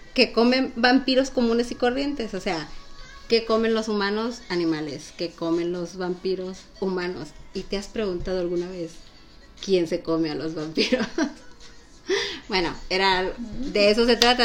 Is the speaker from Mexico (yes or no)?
yes; Mexico; como los mexicanos hablamos